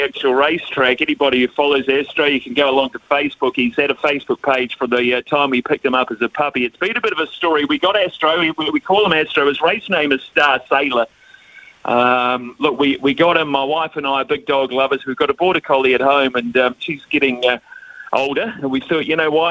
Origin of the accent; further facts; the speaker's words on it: Palmerston North, Manawatū-Whanganui, New Zealand; growing up in Palmerston North